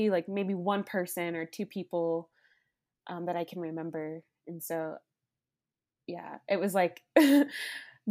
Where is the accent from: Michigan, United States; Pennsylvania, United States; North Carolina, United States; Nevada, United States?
Nevada, United States; Las Vegas; I grew up in Las Vegas, Nevada